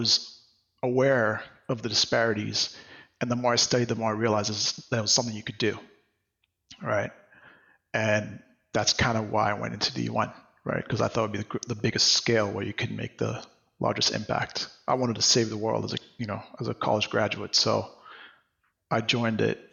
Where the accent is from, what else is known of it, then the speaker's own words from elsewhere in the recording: Mahé, Seychelles; now in New York City, United States; I'm from Seychelles, which is an archipelago off the east coast of Africa. I grew up, you know, in a country, or like on the main island